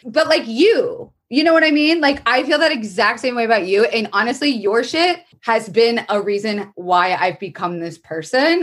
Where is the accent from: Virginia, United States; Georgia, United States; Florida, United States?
Florida, United States; moved away; I was raised in Florida, which is a very fucked up, insane place.